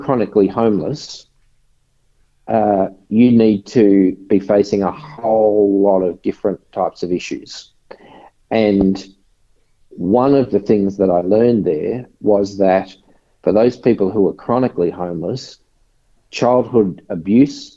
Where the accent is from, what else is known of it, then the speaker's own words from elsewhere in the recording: Logan City, Queensland, Australia; moved away; also born or lived in Victoria; I grew up in a very disadvantaged area in Brisbane. So grew up in the in a suburb called Woodridge, which is now part of Logan City